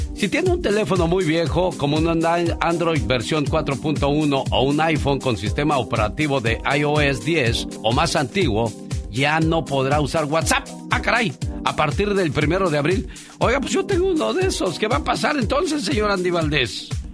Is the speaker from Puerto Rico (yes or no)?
no; Veracruz, Mexico; moved away